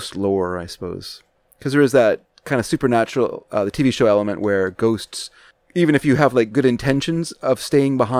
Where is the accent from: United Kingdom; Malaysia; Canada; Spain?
Canada; As a Canadian, I consider myself a quarter Irish